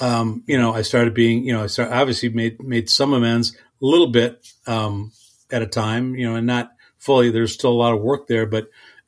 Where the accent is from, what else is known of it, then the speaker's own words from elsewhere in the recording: Ireland; And I don't know if it's because I'm, you know, a drinker or because I'm Irish.